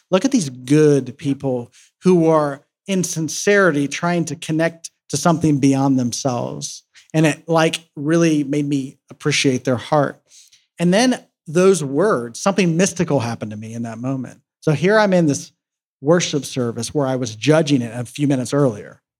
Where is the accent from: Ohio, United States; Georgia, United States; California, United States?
Ohio, United States; Columbus; I was back in my hometown um, where I'm from in Columbus, Ohio